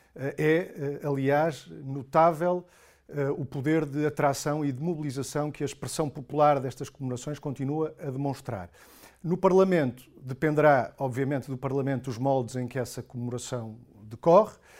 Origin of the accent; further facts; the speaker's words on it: Pinhal Novo, Setúbal, Portugal; also born or lived in Azores; sou do, do Pinhal Novo, que é, que é a minha terra, mas cresci nos Açores